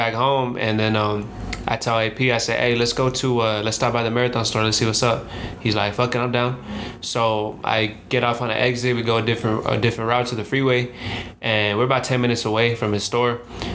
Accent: the Valley, California, United States; now in Los Angeles, United States; we're from the Valley. We're from, you know, not from LA.

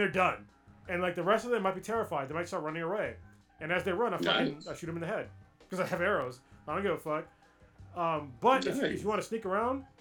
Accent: United States; as an American

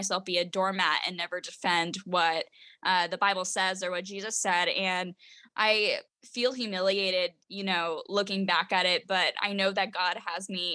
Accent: Washington, United States; I started working with politicians around my home state, which was Washington.

